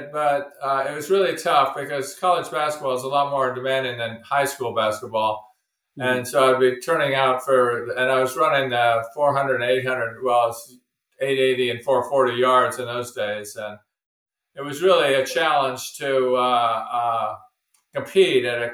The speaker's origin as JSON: {"language": "English", "town": "Oakland", "region": "California", "country": "United States", "tie": "born or raised there", "said": "I grew up in Oakland, which is right next to Berkeley"}